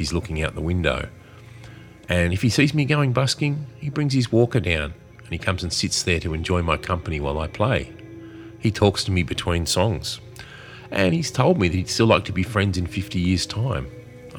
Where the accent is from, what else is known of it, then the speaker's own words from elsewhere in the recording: Australia; Being Australian